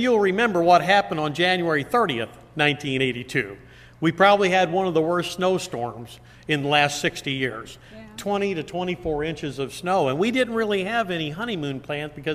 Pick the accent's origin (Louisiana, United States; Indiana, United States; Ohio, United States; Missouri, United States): Missouri, United States; Florissant; moved away as an adult; also born or lived in Nebraska / Highland, Illinois; I was raised in Florissant, Missouri